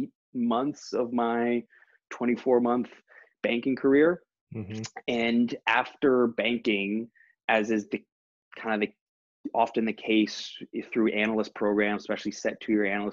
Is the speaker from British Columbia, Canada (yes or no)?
no; Toronto, Ontario, Canada; moved away as an adult; also born or lived in London; I grew up in Toronto and then graduated from Ivy in 2008